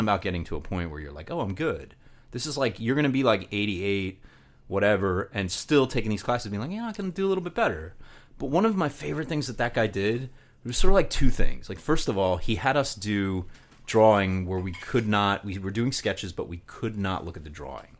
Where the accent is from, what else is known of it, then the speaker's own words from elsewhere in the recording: Long Island, Nassau County, New York, United States; also born or lived in Virginia; I was born on Long Island and, uh, raised, uh, Long Island, Nassau County, about forty minutes east of Manhattan.